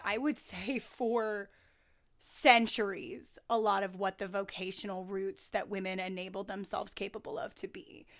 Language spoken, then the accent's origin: English; the South, United States; even though I'm from the South, uh, I've been called a Yankee my entire life